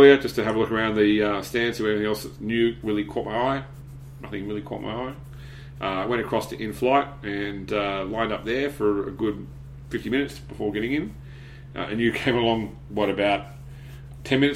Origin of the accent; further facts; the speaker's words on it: Australia; I am from Australia